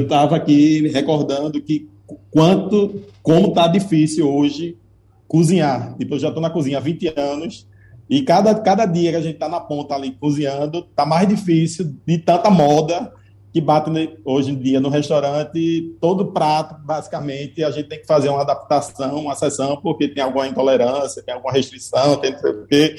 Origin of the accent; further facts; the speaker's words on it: Recife, Pernambuco, Brazil; pernambucano, enquanto recifense